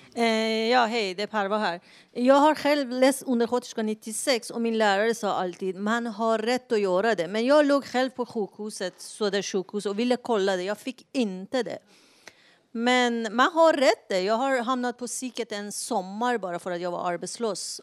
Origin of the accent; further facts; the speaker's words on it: Iran; now in Sweden; jag kommer från Iran